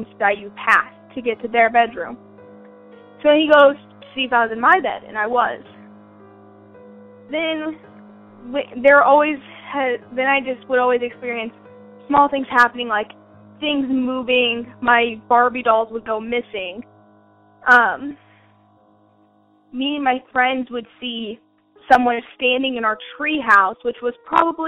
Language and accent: English; Wichita, Kansas, United States; I'm from Wichita, Kansas, and I'm 16 years old